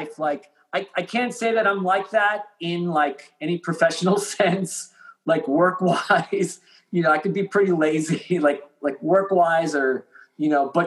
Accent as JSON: {"language": "English", "area": "Long Island", "region": "New York", "country": "United States", "said": "we're from Long Island"}